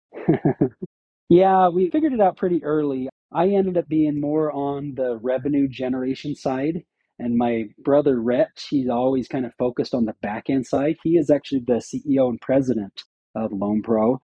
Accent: Syracuse, Utah, United States; I grew up in Syracuse, Utah, just a small pseudo farm area of Utah.

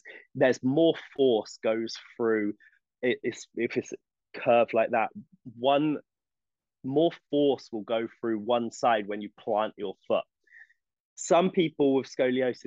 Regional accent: England, United Kingdom; moved away; I'm English.

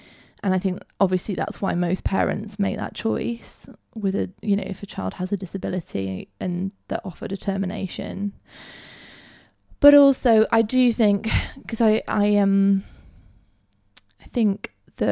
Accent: Peak District, East Midlands, United Kingdom; I grew up in the Peak District

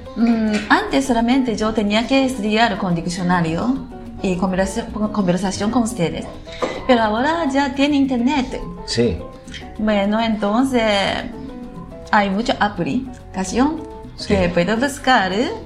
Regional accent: Nagoya, Aichi, Japan; Spanish is a second language; Soy de Nagoya y soy una mujer japonesa nacida y criada en Japón.

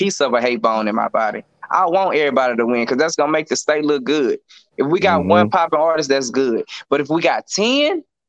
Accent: El Dorado, Arkansas, United States; I say El Dorado. They're going to say, where is that? So I might as well just eliminate that question. So I'm just tell you Arkansas. You know Arkansas. It don't matter what city I'm from, because you don't know no way. I'm from Arkansas.

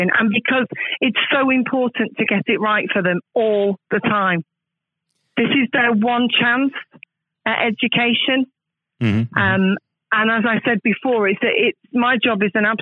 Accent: Manchester, North West England, United Kingdom; now in Plymouth, United Kingdom; I'm not Plymouthian myself. I was born and bred in Manchester, but I've actually lived in Plymouth now for longer than I have lived in Manchester

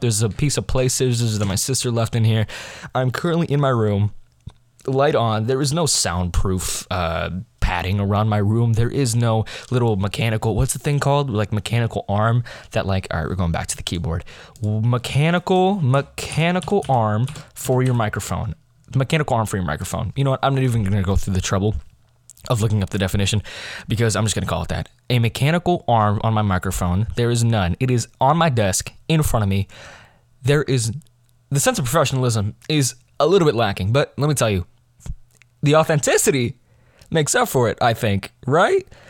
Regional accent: United States; I'm American

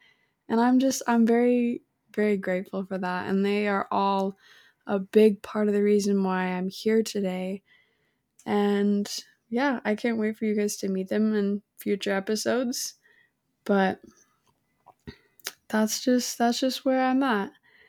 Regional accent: Salem, Illinois, United States; now in Arizona, United States; I am currently 21 years old, and I am from Salem, Illinois. I have been living out in Arizona for the last 2 years now, and I'm the girl that just constantly moved around all the time

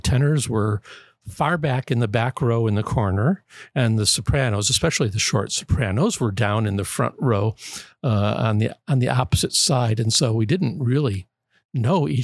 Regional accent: Birmingham, Michigan, United States; when I was 2 months old, I was baptized right there

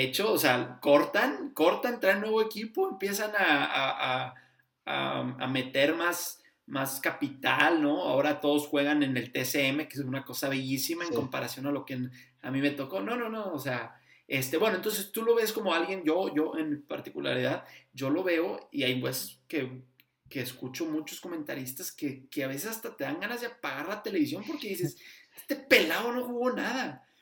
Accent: Torreón, Coahuila, Mexico; now in Houston, United States; soy de Torreón, pero yo vivo acá en Houston

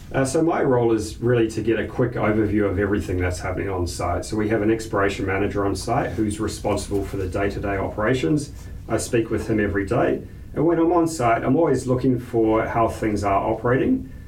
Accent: New Zealand; moved away; I grew up in New Zealand

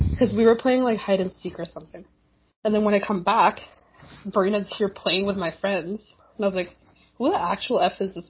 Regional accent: Winnipeg, Manitoba, Canada; Marina and I grew up in the Chilean community here in Winnipeg

